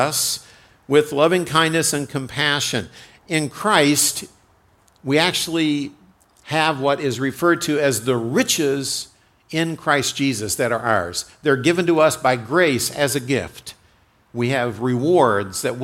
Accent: United States; I'm an American

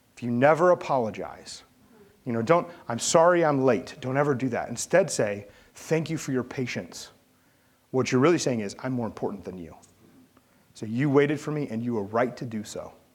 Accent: St. Louis, Missouri, United States; I grew up in St. Louis

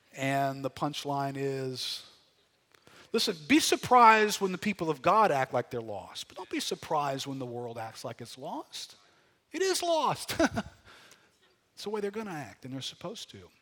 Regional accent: United States; our mindset of being Americans

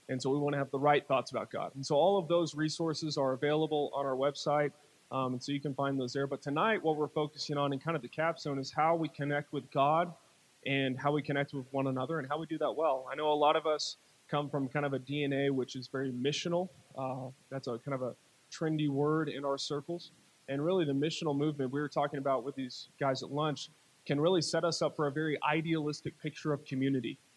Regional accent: Chattanooga, Tennessee, United States; born there; I was born in Chattanooga.

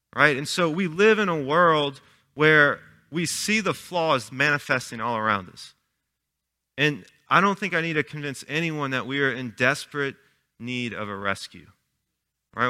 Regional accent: Chalmette, Louisiana, United States; I was born and raised in Chalmette

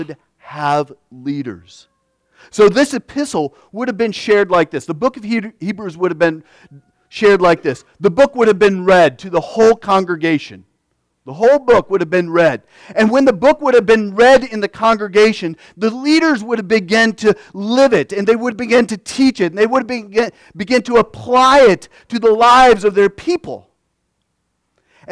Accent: United States; we as Christian Americans

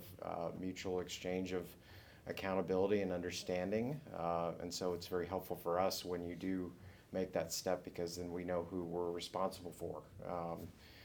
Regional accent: Corpus Christi, Texas, United States; I grew up in Corpus Christi, Texas, which is on the coast of Texas, Gulf of Mexico

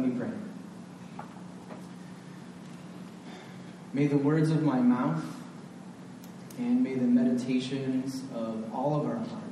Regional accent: Northwest Ohio, United States; When I was a boy growing up in Northwest Ohio

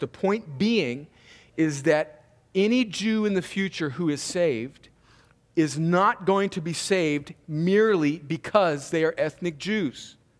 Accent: United States; we as American Christians

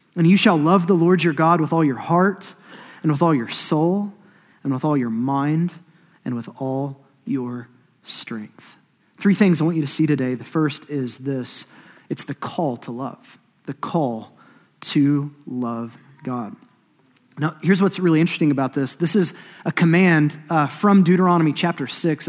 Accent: Choctaw, Oklahoma, United States; I'm from Choctaw, Oklahoma

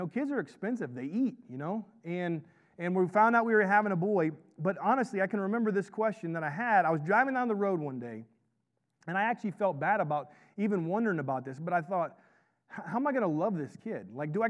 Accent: the South, United States; I grew up in the South, and I just make stuff up.

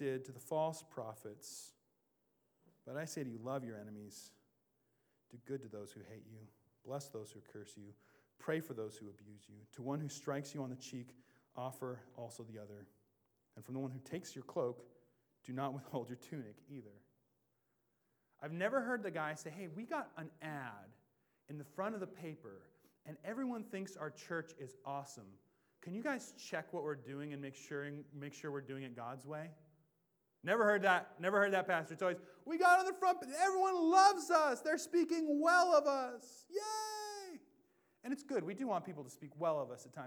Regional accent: Washington, United States; I grew up in Washington

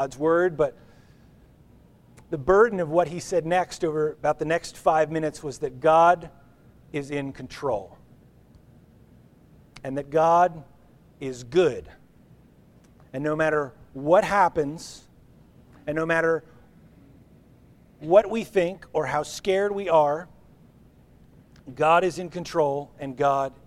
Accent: New Jersey, United States; We grew up in New Jersey. We grew up 9 or 10 airline miles from New York City.

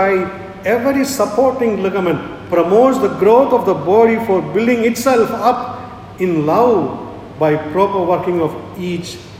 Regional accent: India; I am an Indian

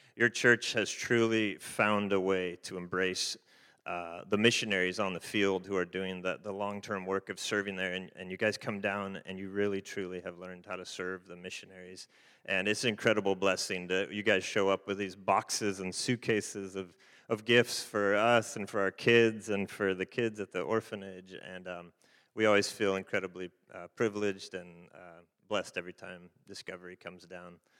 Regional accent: Fresno, California, United States; also born or lived in Haiti; we're from the Fresno Clovis area

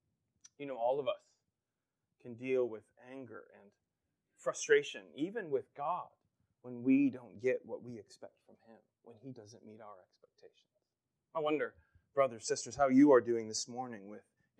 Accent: Pennsylvania, United States; growing up in Pennsylvania

